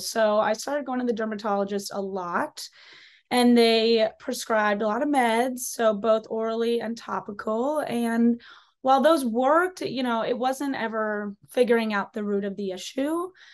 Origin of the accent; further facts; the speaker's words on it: a small town outside of Chicago, Illinois, United States; I am from a small town outside of Chicago.